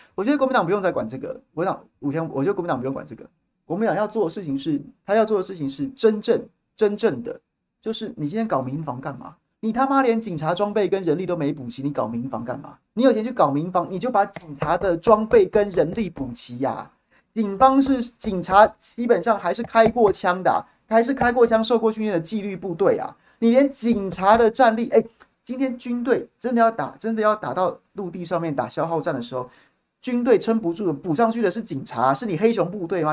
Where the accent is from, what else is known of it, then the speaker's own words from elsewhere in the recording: Taiwan; 我们一辈子生在这里，长在这里